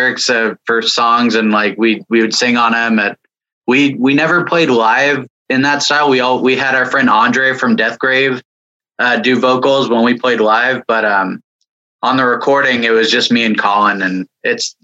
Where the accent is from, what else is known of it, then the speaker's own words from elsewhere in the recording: San Jose, California, United States; I'm from San Jose, California